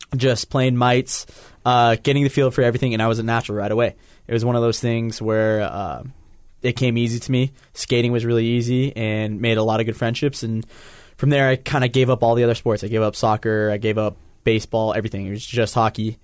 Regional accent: Salt Lake City, Utah, United States; I'm from Salt Lake City, born here

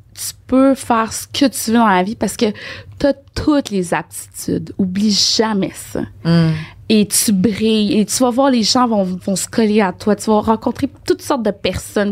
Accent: Port-au-Prince, Haiti; moved away; je suis née à Port-au-Prince.

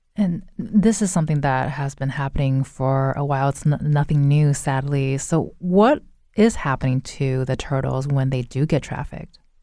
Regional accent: California, United States; moved away; I'm originally from California and used to go to Disneyland

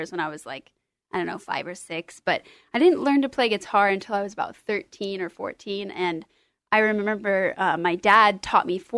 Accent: Tualatin, Oregon, United States; I grew up in Tualatin, Oregon. We moved there when I was one or two, so I've been there my whole life.

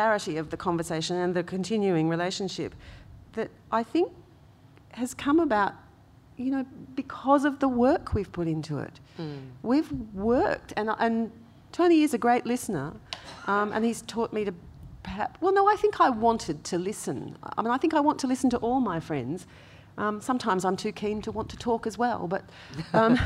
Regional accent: Gascoyne region of Western Australia, Australia; I grew up with Yamaji spirituality, which is the Gascoyne region of Western Australia

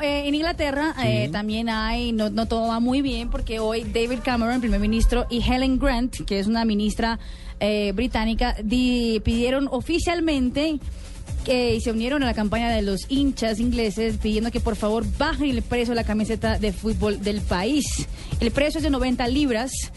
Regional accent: Brazil

